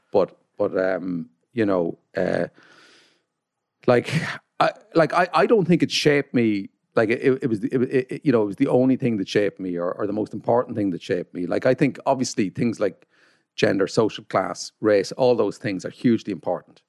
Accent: Carrickmacross, County Monaghan, Ireland; I come from Carrickmacross, County Monaghan.

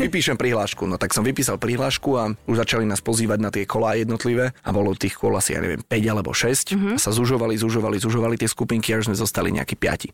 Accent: Šaľa, Nitra Region, Slovakia; z Bratislavy do Šale a naspäť, mm-hmm. odkiaľ pochádzam

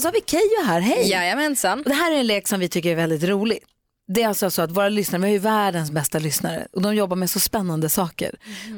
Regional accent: Luleå, Norrbotten County, Sweden; Jag är ju uppvuxen i Luleå

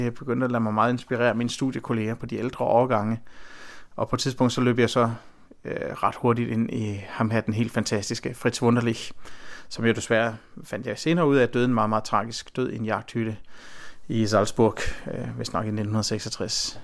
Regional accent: Herning, Central Denmark Region, Denmark; min egen baggrund er jo, at jeg er født i Midtjylland, og det er et område øh, omkring Herning

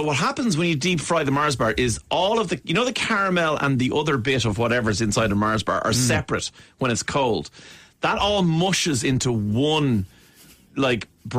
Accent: Ireland; I have to say, hi, yeah, no, great to meet you guys. I'm from Ireland.

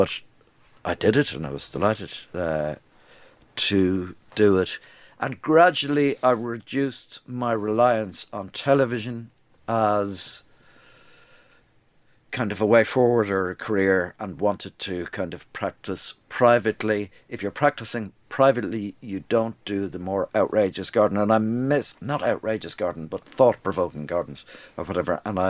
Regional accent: London, United Kingdom; born there; London was great. I was born in London, but London isn't a great place, I would think, to bring up kids.

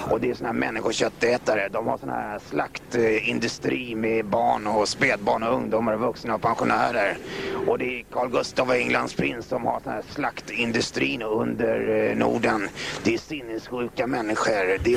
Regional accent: Stockholm, Stockholm County, Sweden; born there; jag är född i Bagarmossen

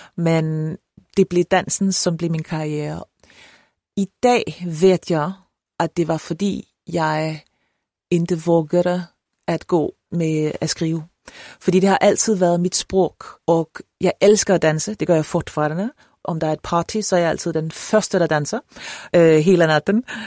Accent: Copenhagen, Capital Region of Denmark, Denmark; Swedish is a second language; är jag född och uppvuxen i Köpenhamn och jag har alltid bott där

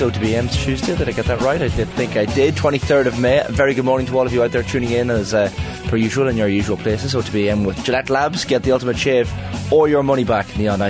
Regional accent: County Monaghan, Ireland; I'm from Monaghan

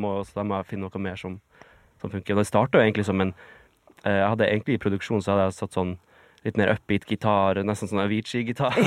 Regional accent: Bjarkøy, Troms, Norway; moved away; det var jo der jeg vokste opp

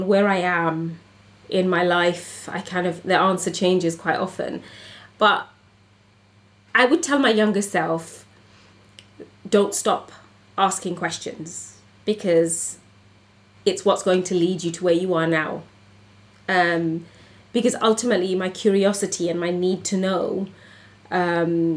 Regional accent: United Kingdom; as a British Bangladeshi woman growing up in a community

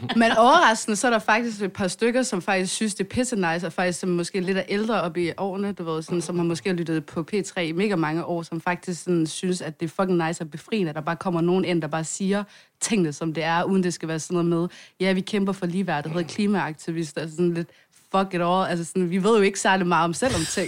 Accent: Svendstrup, North Denmark Region, Denmark; vi er fra noget, der hedder Svendstrup, og øhm, der, der, øh, det er sådan en lille bitte

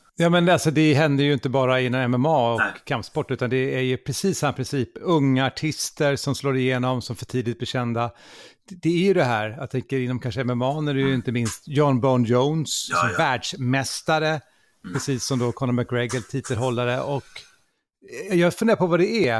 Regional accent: Gothenburg, Västra Götaland, Sweden; jag är från Göteborg

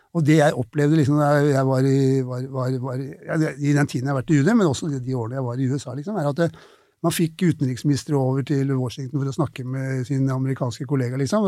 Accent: Oslo, Norway; Jeg vokste opp på Tøyen i Oslo

